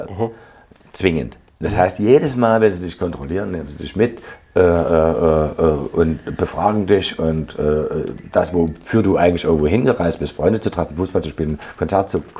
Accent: Leipzig, Saxony, Germany; aber wir als Leipziger, wir waren immer extrem aktiv.

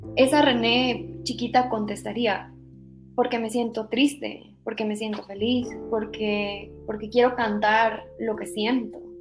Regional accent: Monterrey, Nuevo León, Mexico; de donde yo soy, de Monterrey, Aquí realmente tampoco hay una gran industria

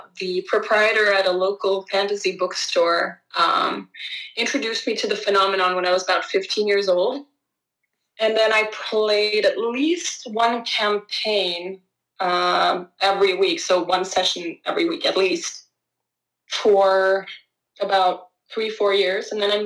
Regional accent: Norway; I'm from Norway

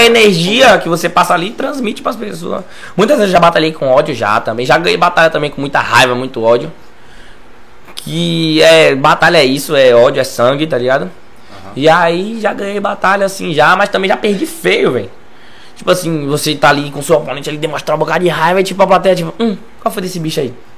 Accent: Lauro de Freitas, Bahia, Brazil; Não saí de Lauro

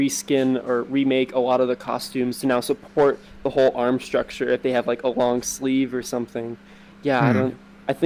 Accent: United States; I'm from America

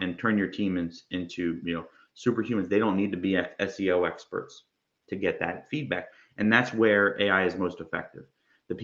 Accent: New Jersey, United States; also born or lived in Georgia; now in Florida, United States; I'm from Jersey. I went through Georgia. Now I'm in Florida

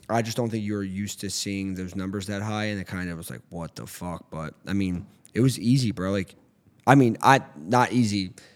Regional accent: Philadelphia, Pennsylvania, United States; I didn't grow up in North Philly, but I grew up in Northeast Philly. Like, I grew up in Philly my whole life

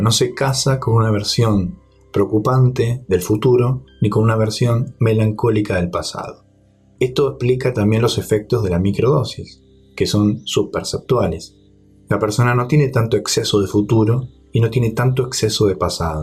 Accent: Argentina; en Argentina, en mi país

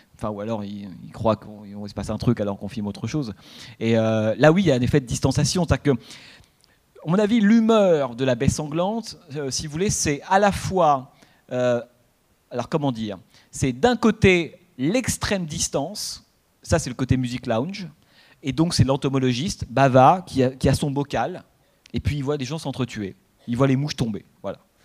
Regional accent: France; nous, toujours, enfin, en tant que Français

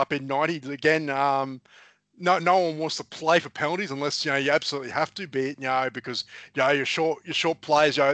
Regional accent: Queensland, Australia; being a Queenslander

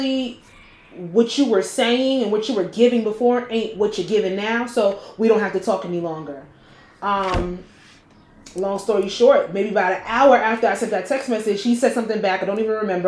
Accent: New Jersey, United States; I'm from Jersey

